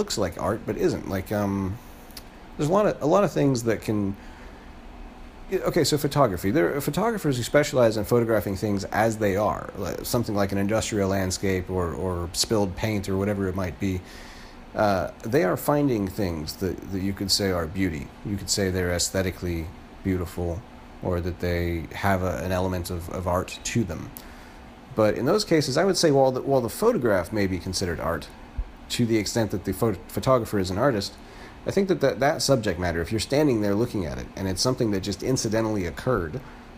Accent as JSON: {"language": "English", "region": "Florida", "country": "United States", "moved": "yes", "lives_now": "New York, United States", "said": "I live in New York right now, I'm from Florida originally"}